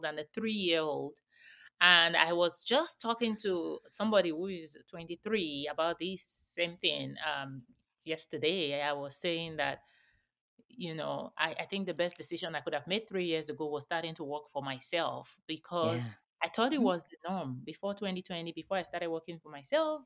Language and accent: English; Nigeria; moved away; I came from Nigeria.